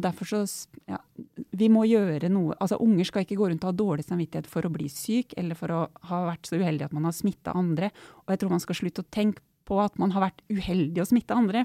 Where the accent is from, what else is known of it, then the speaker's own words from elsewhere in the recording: Otta, Innlandet, Norway; Jeg er jo vokst opp på Otta i Gudbrandsdalen